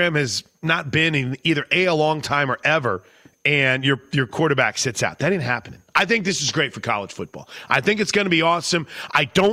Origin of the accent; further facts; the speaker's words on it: Washington, Oklahoma, United States; My hometown team, the Washington Warriors